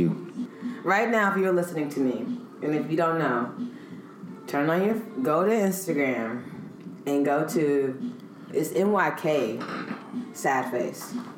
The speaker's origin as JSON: {"language": "English", "region": "the South", "country": "United States", "tie": "born or raised there", "said": "I grew up in the South"}